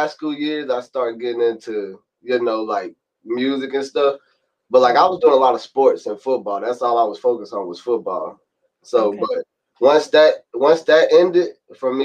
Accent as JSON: {"language": "English", "town": "Louisville", "region": "Kentucky", "country": "United States", "tie": "born or raised there", "also_born_or_lived": "Mississippi", "said": "I moved down here in Louisville, Kentucky back in 2006. So I've been down here in Louisville, Kentucky ever since after Hurricane Katrina"}